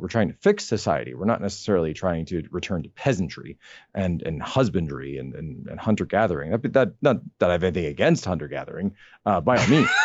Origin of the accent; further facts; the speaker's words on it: Philadelphia, Pennsylvania, United States; I'm from the Philadelphia area